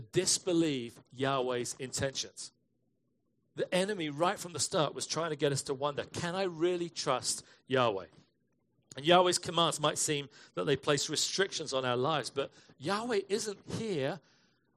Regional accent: England, United Kingdom; moved away as an adult; now in United States; I was from England.

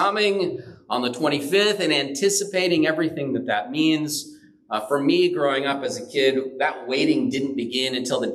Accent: San Bernardino, California, United States; I grew up relatively poor in San Bernardino

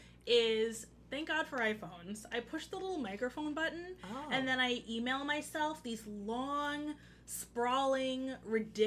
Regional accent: Oxon Hill, Maryland, United States; I'm from Oxon Hill, Maryland, which is in PG County.

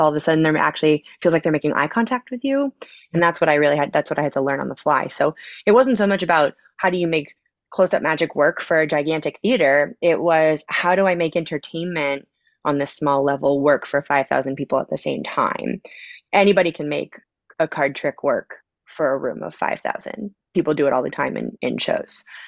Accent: Connecticut, United States; moved away as an adult; also born or lived in Boston / Las Vegas / Los Angeles; now in Chicago, United States; I grew up in Connecticut

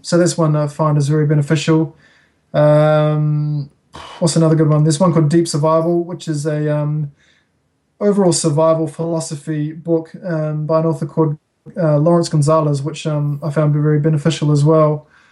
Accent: Auckland, New Zealand; moved away as an adult; now in Wanaka, New Zealand; I grew up in Auckland.

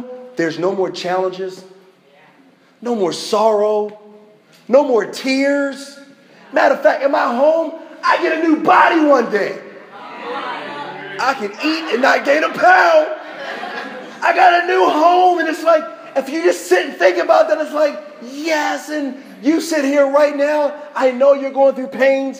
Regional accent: United States; I'm American.

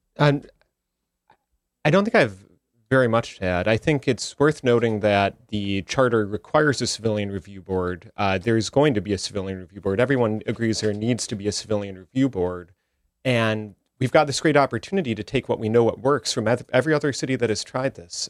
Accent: Minnesota, United States; also born or lived in Chicago, Illinois; now in New Haven, United States; I grew up in Minnesota originally

